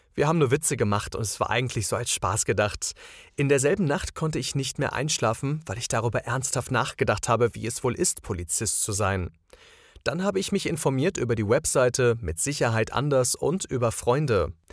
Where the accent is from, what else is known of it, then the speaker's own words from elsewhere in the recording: Croatia; German is a second language; now in Germany; als Kroate